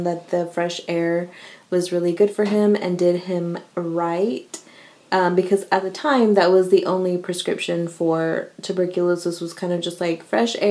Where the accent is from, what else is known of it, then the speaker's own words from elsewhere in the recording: Houston, Texas, United States; I'm from the South